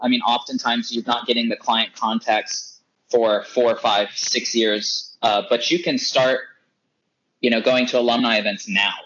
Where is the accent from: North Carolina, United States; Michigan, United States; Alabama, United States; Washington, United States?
North Carolina, United States; I was born and raised in North Carolina